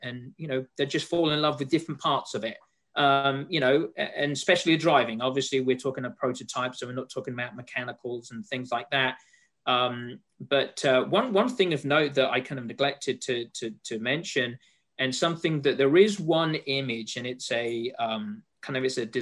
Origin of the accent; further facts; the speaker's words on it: England, United Kingdom; moved away; as you can tell from my accent, and Laura, you and I have spoken before, you know, I'm from England, so I'm a European